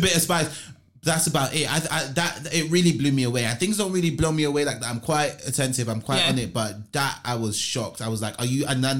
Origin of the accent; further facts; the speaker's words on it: Nigeria; I maybe it's because I'm from Nigeria